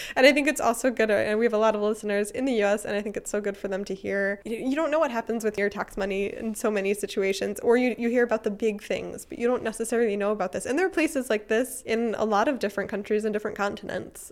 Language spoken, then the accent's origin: English; United States; moved away as an adult; now in Germany; I'm American